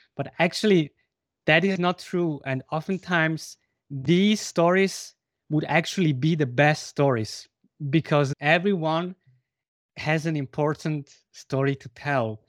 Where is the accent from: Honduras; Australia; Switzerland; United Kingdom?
Switzerland; German-speaking part of Switzerland, German-speaking Switzerland; first language Spanish and Swiss German; English is a second language; I come from Switzerland, from the German speaking part of Switzerland. And I grew up bilingually